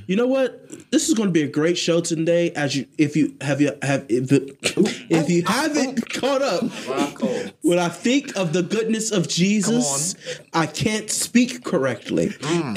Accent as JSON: {"language": "English", "town": "Columbus", "region": "Ohio", "country": "United States", "said": "I'm from Columbus. I'm from Columbus."}